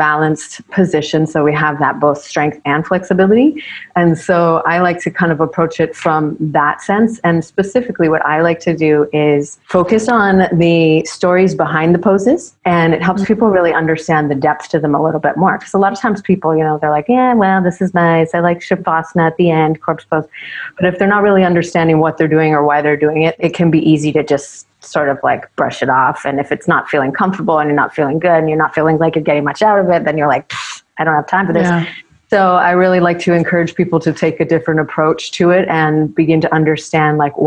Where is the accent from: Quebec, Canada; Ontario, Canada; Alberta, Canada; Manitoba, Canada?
Ontario, Canada; moved away as an adult; also born or lived in United States / British Columbia, Canada; now in Maui, United States; Both my parents are Canadian, so I was raised in Ontario, Canada. And then lived most of my life there